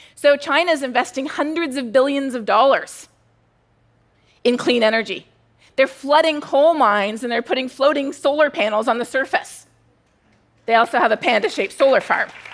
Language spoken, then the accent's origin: English; Canada; now in United States; I'm Canadian.